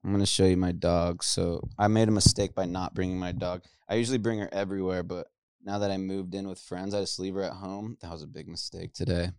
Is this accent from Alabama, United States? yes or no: no; California, United States; born and raised in Cali